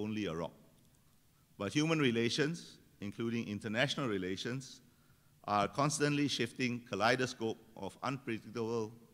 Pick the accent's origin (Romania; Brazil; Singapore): Singapore